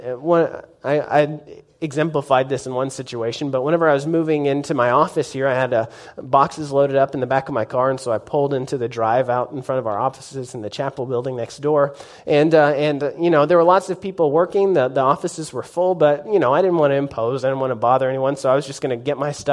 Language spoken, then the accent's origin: English; Norman, Oklahoma, United States; also born or lived in Nashville, United States / Hydro, United States / Tuttle, United States; I grew up in Norman and graduated from Norman High, go Tigers